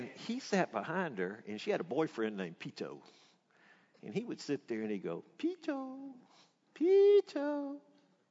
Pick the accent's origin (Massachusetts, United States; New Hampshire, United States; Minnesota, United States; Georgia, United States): Georgia, United States; Atlanta; growing up in Atlanta during that time, we were in an all-white neighborhood